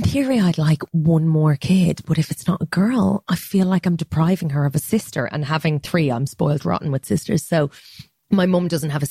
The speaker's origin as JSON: {"language": "English", "country": "Ireland", "moved": "yes", "said": "there's a pride that I think my generation has in Ireland now."}